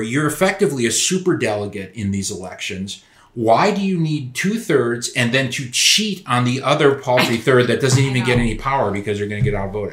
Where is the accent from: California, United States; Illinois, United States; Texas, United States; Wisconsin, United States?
Wisconsin, United States; Madison; I grew up in Madison, Wisconsin, where the city was just torn apart by protests